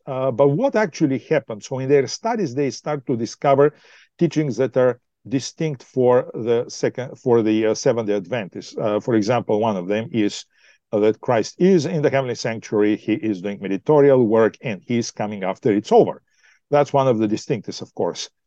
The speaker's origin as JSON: {"language": "English", "country": "Bulgaria", "also_born_or_lived": "Australia / United States", "moved": "as an adult", "lives_now": "Ontario, Canada", "said": "I'm originally from Bulgaria"}